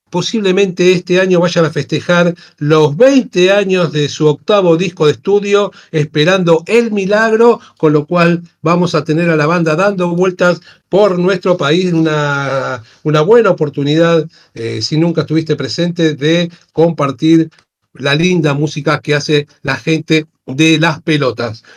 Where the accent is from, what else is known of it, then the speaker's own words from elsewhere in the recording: Buenos Aires, Argentina; somos de acá de Buenos Aires